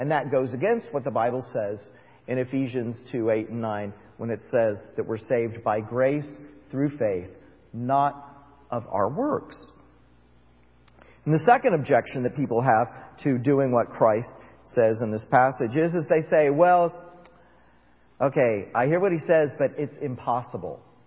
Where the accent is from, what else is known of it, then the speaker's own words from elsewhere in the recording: Florida, United States; I grew up in Florida